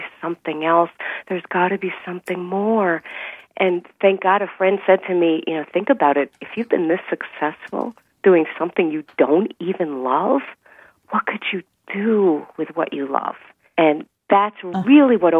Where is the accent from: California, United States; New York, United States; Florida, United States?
New York, United States; New York City; I grew up in Brooklyn, New York, to an Orthodox Jewish family